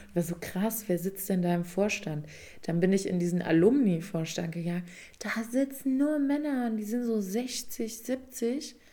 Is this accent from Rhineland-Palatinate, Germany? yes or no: yes; Rhineland-Palatinate, Germany; now in Berlin, Germany; da wo ich aufgewachsen bin